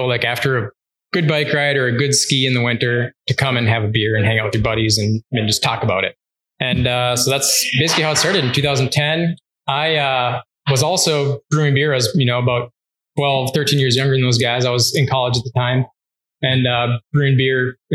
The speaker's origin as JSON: {"language": "English", "region": "Minnesota", "country": "United States", "moved": "as an adult", "lives_now": "Marquette, United States", "said": "I'm originally from Minnesota. I came up here in 2004"}